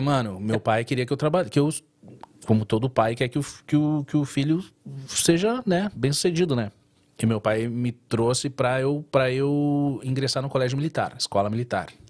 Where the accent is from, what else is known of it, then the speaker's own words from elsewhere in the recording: São Borja, Rio Grande do Sul, Brazil; also born or lived in Porto Alegre; now in United States; eu vim do interior do Rio Grande do Sul. São Borja